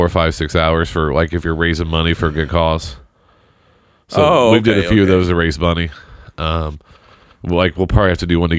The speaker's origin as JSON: {"language": "English", "town": "Seymour", "country": "United States", "tie": "born or raised there"}